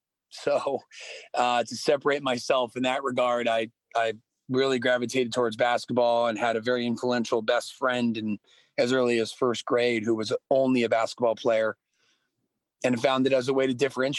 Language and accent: English; Weston, Connecticut, United States; I grew up in Fairfield County, Connecticut, and I grew up in a small town called Weston, which back then had 8,000 people. Now I think it's at a booming 10,000. And it's an affluent, predominantly white community.